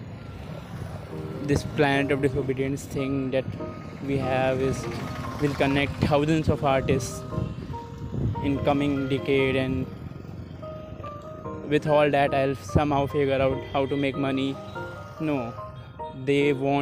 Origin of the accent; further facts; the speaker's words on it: Lucknow, Uttar Pradesh, India; This city has a very special place in my heart. It is here that I have spent the initial formative years of my life